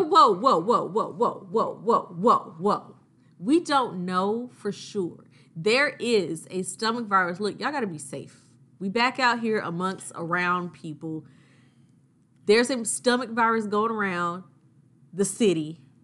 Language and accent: English; Augusta, Georgia, United States; I'm from Augusta